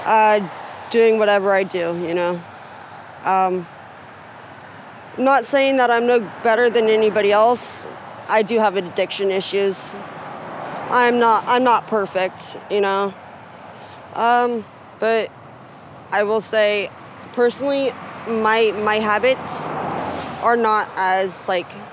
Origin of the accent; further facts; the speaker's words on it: Gresham, Oregon, United States; I grew up in Deep Gresham. I went to Hall Elementary.